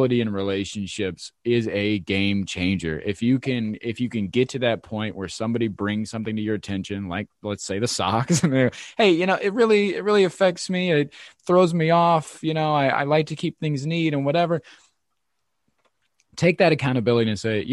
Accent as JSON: {"language": "English", "region": "Midwest", "country": "United States", "tie": "born or raised there", "said": "I grew up in the Midwest in the 90s"}